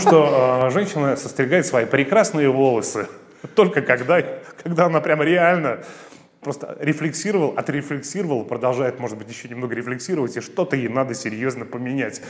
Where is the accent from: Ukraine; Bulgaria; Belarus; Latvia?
Latvia; Riga; moved away as an adult; now in Russia; я не россиянин. А, когда моя страна, Латвия, отделилась от СССР